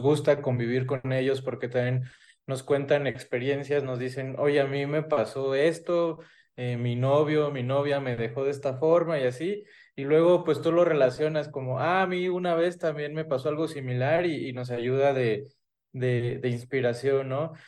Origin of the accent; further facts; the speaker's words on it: Michoacán, Mexico; yo soy de Michoacán